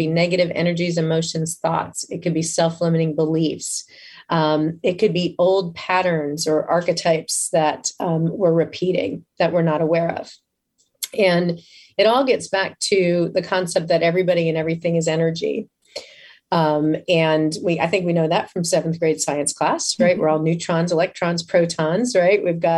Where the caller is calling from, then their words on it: Tampa, Florida, United States; I am in Tampa, Florida.